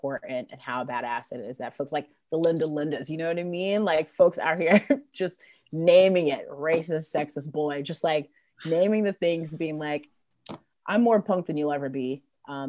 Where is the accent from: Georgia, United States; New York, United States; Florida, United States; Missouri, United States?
New York, United States; now in Durham, United States; I grew up in New York, and I will tell you, the racism is ever present.